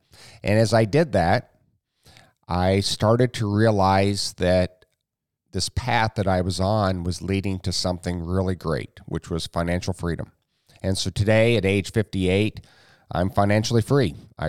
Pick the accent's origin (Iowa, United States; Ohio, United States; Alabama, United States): Iowa, United States; Jamaica; So I'm from Iowa. I grew up in a small town called Jamaica.